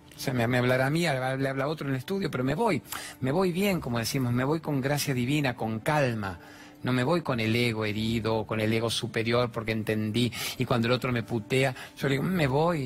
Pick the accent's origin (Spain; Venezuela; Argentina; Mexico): Argentina; soy el periodista argentino